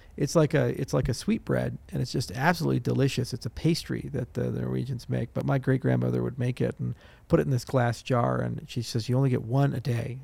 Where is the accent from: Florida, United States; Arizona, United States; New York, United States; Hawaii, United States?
Hawaii, United States; Maui; moved away; also born or lived in Broomfield, Colorado; I was born on the island of Maui